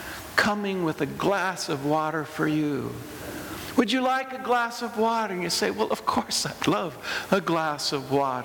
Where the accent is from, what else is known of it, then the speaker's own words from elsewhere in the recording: United States; accent: American; my ridiculous American accent